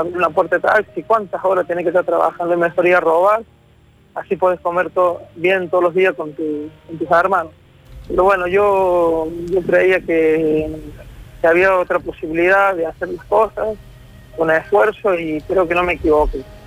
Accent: Córdoba, Argentina; el barrio donde yo me crié, en Villa La Tela

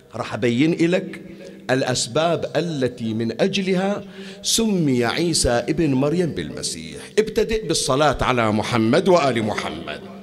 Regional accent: Bahrain; عندنا بالبحرين وخارج البحرين

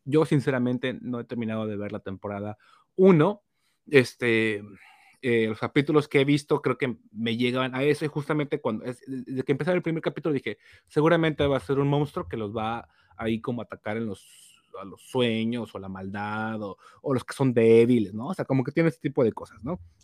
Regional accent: Mexico; uno como mexicano

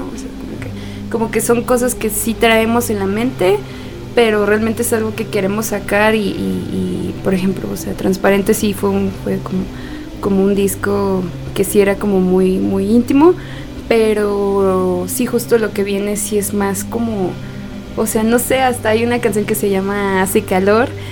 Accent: Guadalajara, Jalisco, Mexico; moved away; en Guadalajara, en mi tierra querida, Tapatía tierra de las tortas ahogadas

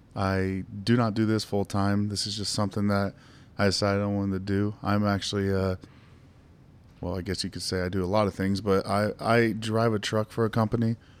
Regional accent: Ohio, United States; my home state, Ohio

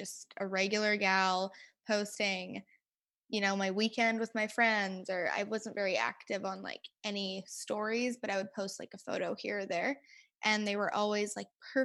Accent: Winnipeg, Manitoba, Canada; I was born and raised in Winnipeg, Manitoba.

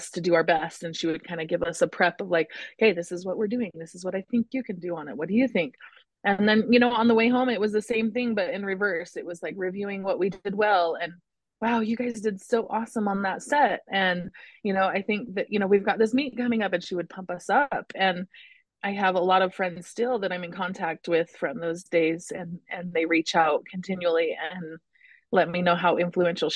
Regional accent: California, United States; also born or lived in Utah; when we were about 4 or 5, we moved from Utah to California and kind of restarted life out there

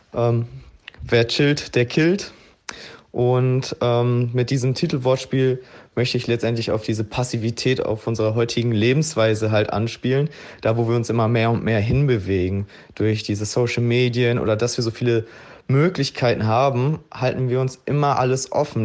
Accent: Gladbeck, North Rhine-Westphalia, Germany; moved away as an adult; also born or lived in Kos / Mauritius / Zürich / Egypt; bin ich jetzt zurück in meiner Heimat im Ruhrgebiet in Gladbeck und ja, bin hier wieder in mein Kinderzimmer eingezogen

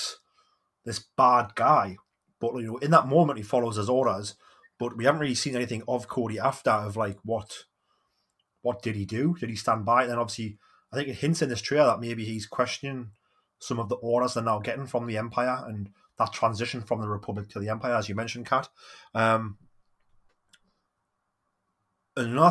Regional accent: Geordie, North East England, United Kingdom

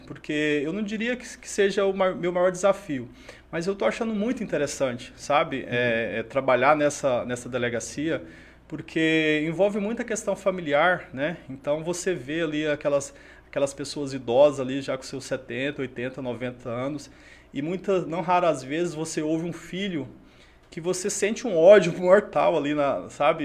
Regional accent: Crixás, Goiás, Brazil; born or raised there; moved away as an adult; also born or lived in Xapuri, Acre; now in Rio Branco, Brazil

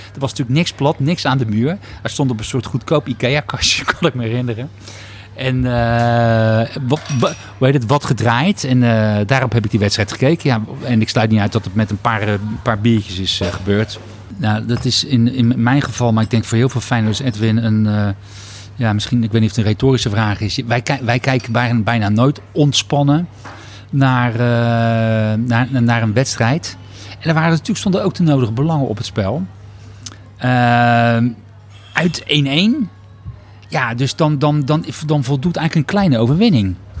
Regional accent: Rotterdam, South Holland, Netherlands; Rotterdammer in hart en nieren

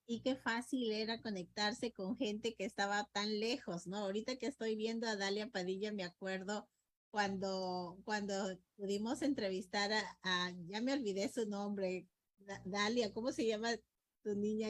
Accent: Peru; como peruanos

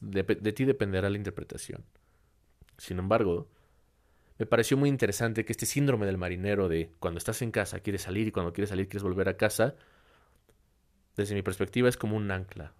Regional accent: Mexico; aquí en, en México, en mi país

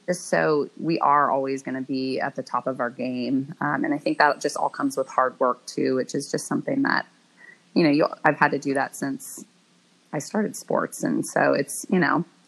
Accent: Bay Area, Northern California, United States; I grew up in the Bay Area, in Northern California

